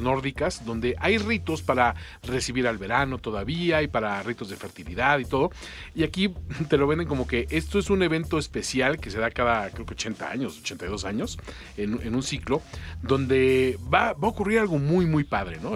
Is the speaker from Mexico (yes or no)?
yes; Mexico; Como mexicano